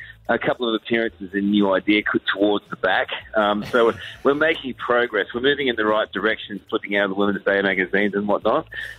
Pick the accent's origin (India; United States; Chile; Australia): Australia; Brisbane, Queensland; moved away; I'm from Brisbane, Capalaba originally